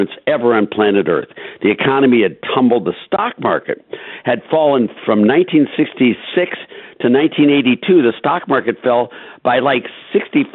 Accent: Cleveland, Ohio, United States; I come from Cleveland, Ohio

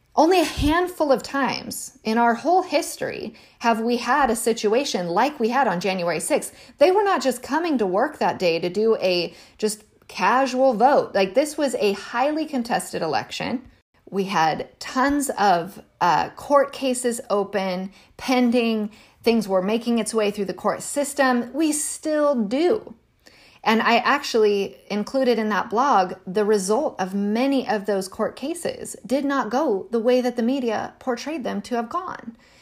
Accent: United States; as an American

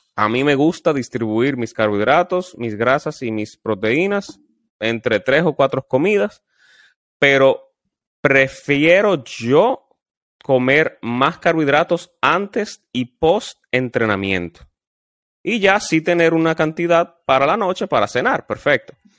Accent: Dominican Republic; como dominicano que somos

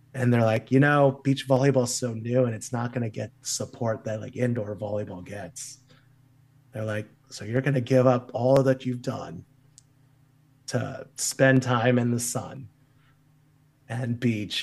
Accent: Kansas City, Missouri, United States; moved away; also born or lived in Wichita, Kansas; growing up in Kansas City where we didn't have as much coaching resources

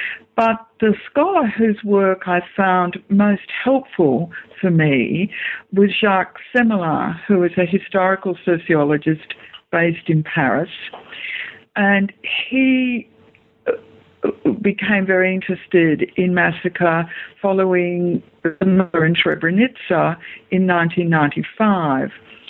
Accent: Australia; as an Australian historian, there was quite a debate about 10 years ago about just how violent the Australian colonial frontier was.

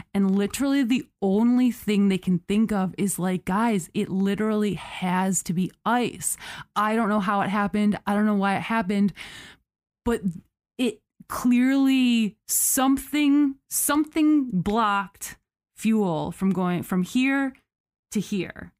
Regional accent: United States

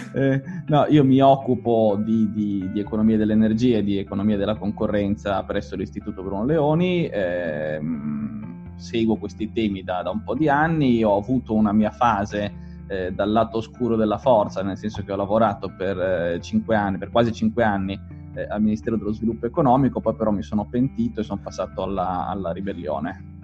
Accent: Liguria, Italy; io dico sempre da Ligure

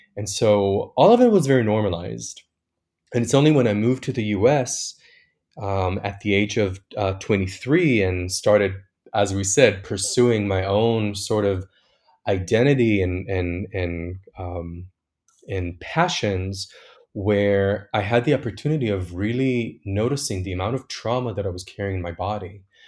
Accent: Tel Aviv, Tel Aviv District, Israel; moved away; I was born and raised in Tel Aviv, which is, uh, Israel's most liberal city

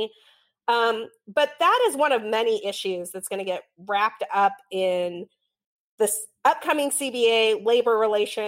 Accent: Utah, United States; moved away; where I live and where I grew up in Utah

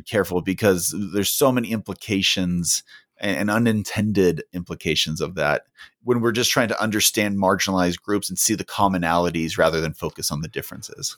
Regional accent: California, United States; moved away as an adult; also born or lived in Utah; now in Salt Lake City, United States; I was born and raised in California

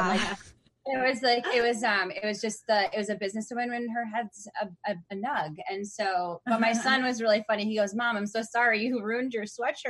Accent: Wisconsin, United States; moved away as an adult; also born or lived in Minnesota; now in Seattle, United States; I grew up in the Midwest in Wisconsin

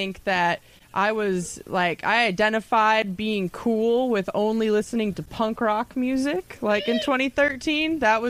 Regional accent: Chicago, Illinois, United States; I'm from Chicago

